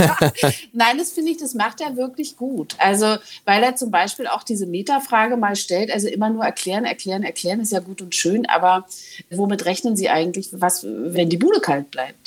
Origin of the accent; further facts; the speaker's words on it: East Germany, Germany; als Ostdeutsche